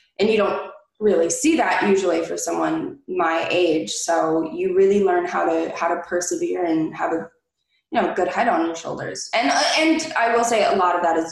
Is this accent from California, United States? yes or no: yes; Southern California, United States; me being born and raised in Southern California